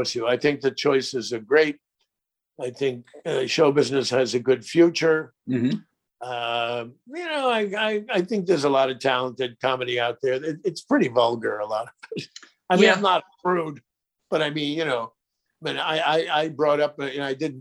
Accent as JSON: {"language": "English", "region": "New York", "country": "United States", "said": "I'm from New York"}